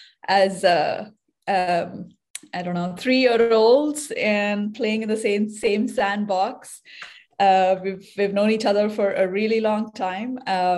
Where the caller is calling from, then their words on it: San Francisco, California, United States; So I'm calling in from San Francisco today, and I'm a bioengineer.